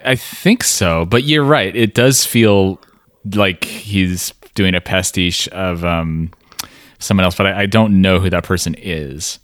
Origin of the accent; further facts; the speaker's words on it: West Coast, United States; we're from the West Coast